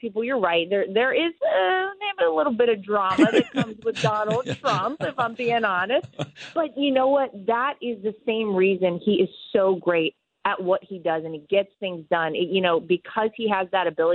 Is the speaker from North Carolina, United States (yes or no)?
yes; Wilmington, North Carolina, United States; I'm from Wilmington, North Carolina. Okay. Wrightsville Beach specifically, but people know Wilmington better.